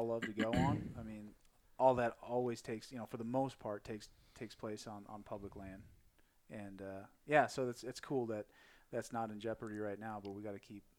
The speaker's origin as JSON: {"language": "English", "region": "Midwest", "country": "United States", "tie": "born or raised there", "moved": "yes", "said": "I grew up in the Midwest"}